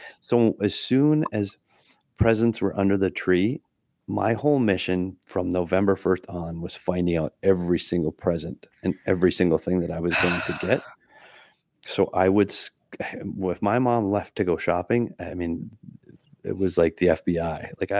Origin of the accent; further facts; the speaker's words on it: Minnesota, United States; I grew up in Minnesota with plenty of trees.